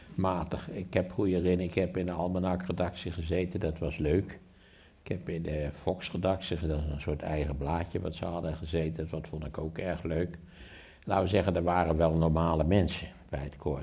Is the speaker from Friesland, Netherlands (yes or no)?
no; Wageningen, Gelderland, Netherlands; in Wageningen, waar ik opgegroeid ben.